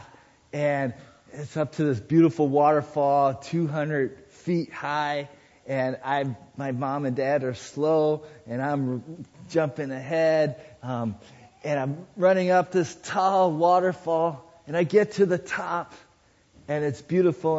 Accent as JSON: {"language": "English", "town": "Sierra Madre", "region": "California", "country": "United States", "tie": "born or raised there", "moved": "yes", "said": "I was in my hometown, Sierra Madre"}